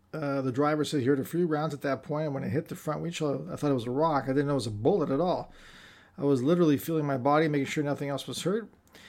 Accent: California, United States; I grew up in the South Bay, so it's like my family is all here.

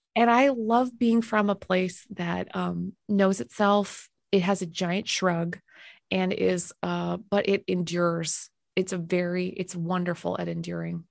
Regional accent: Winnipeg, Manitoba, Canada; moved away; also born or lived in Minnesota; I loved growing up in a place with um, absolutely zero pretension.

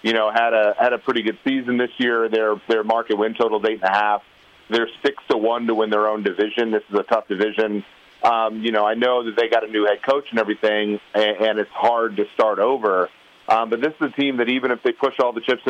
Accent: Minnesota, United States; growing up in Minnesota

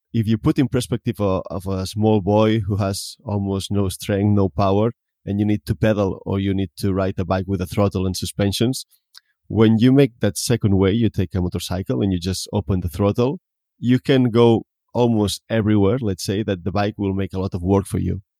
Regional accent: Tarragona, Catalonia, Spain; I come from Tarragona. That means it's a city, not in a small village

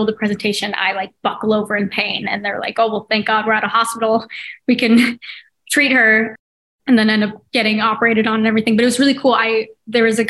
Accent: Oregon, United States; moved away; We grew up in Oregon

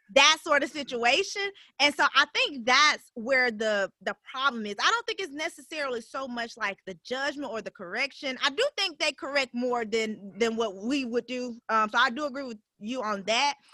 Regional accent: Birmingham, Alabama, United States; I'm from Birmingham. So this is home for for me

